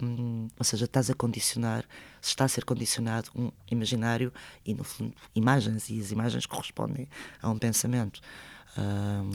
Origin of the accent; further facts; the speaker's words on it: Portugal; first language Spanish; Portuguese is a second language; also born or lived in Madrid, Spain; apesar de eu só ter estudado em Portugal, portanto eu nunca andei na escola em Espanha, de viver em Portugal desde os quatro anos